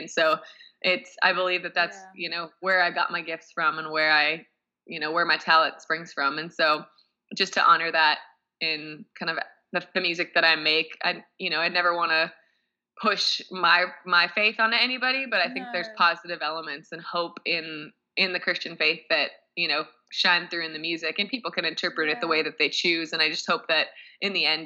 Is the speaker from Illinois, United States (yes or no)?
no; Minnesota, United States; also born or lived in Philadelphia, Pennsylvania; I grew up in Minnesota. I was born in Philadelphia